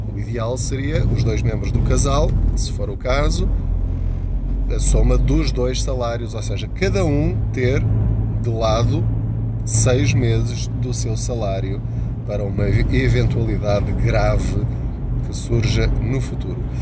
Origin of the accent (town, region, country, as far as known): Portugal